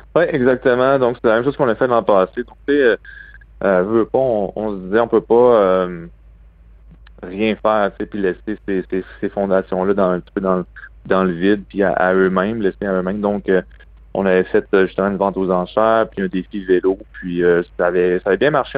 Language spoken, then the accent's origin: French; Quebec City, Quebec, Canada; now in Boston, United States; je suis un gars de Québec